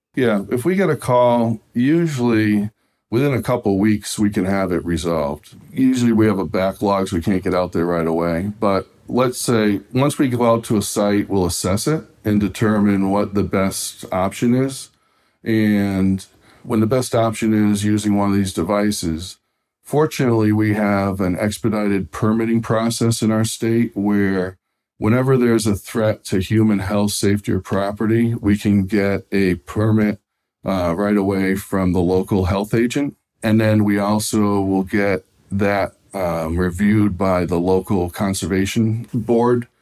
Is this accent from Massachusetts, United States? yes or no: yes; Massachusetts, United States; here in my home state of Massachusetts in New England